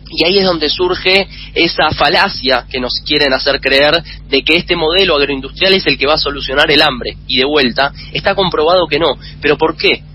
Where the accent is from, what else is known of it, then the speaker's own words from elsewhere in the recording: Argentina; nuestro país